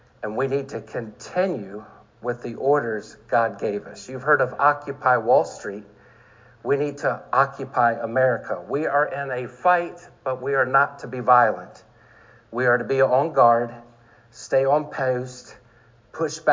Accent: Maryland, United States

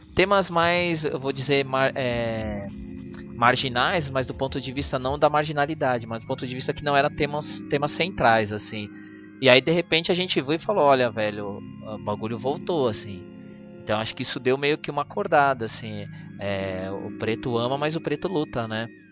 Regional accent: São Paulo, Brazil; eu que sou da zona sul de São Paulo

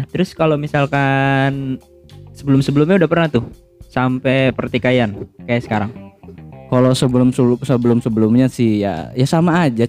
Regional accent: West Java, Indonesia; maaf kita ini orang Sunda ini

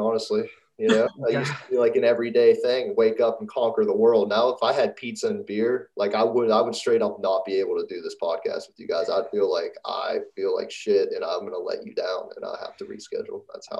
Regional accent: Pittsburgh, Pennsylvania, United States; Yeah, I'm from Pittsburgh.

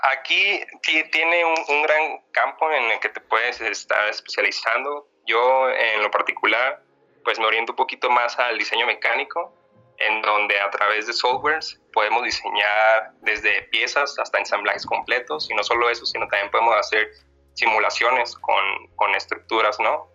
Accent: Zamora, Michoacán, Mexico; moved away as an adult; now in Guadalajara, Mexico; soy de Zamora, Michoacán

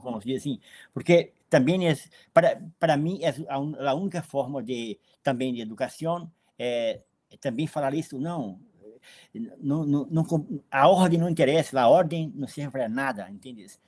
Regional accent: Brazil; Eu vivo na periferia há, há 50 anos. Nasci na periferia.

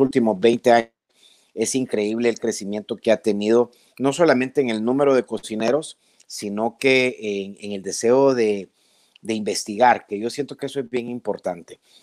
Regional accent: El Salvador

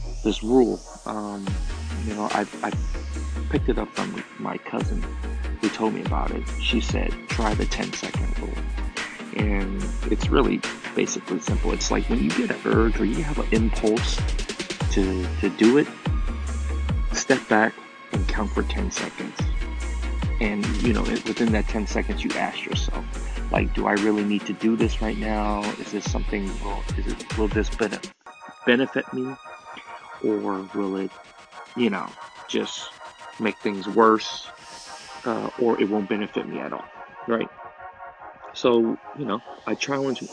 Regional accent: Oakland, California, United States; first language Chinese; English is a second language; I grew up, born and raised in Oakland

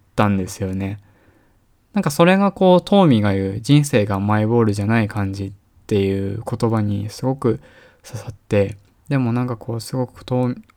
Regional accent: Tohoku, Japan; now in Tokyo, Japan

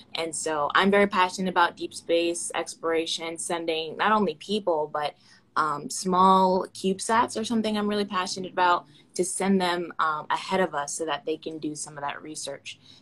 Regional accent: Orlando, Florida, United States; I'm from Orlando

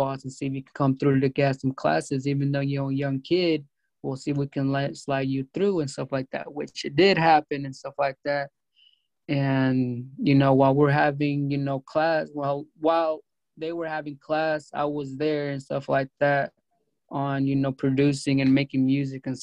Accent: California, United States; also born or lived in Mexico; I grew up in California.

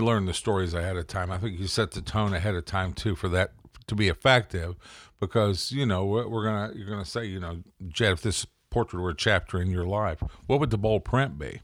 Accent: the South, United States; I'm from the South

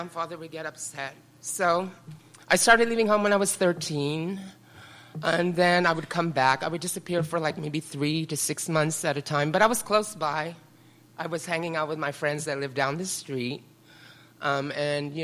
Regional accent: San Francisco, California, United States; also born or lived in Carmel; I grew up in the Richmond district here in San Francisco.

